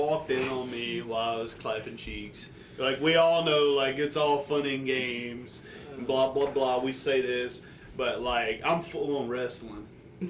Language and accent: English; Alabama, United States; We are from Alabama.